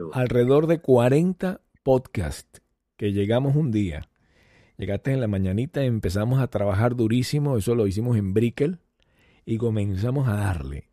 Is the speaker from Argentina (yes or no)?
no; Venezuela; moved away; muchos venezolanos que salimos por supuesto, de Venezuela y añoramos algún día regresar